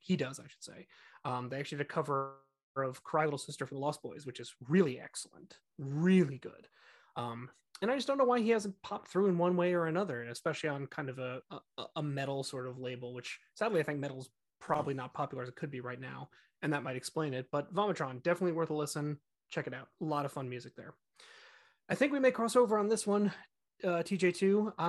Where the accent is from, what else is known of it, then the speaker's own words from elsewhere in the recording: New Jersey, United States; of course I am playing the jersey card there. They're from my home state.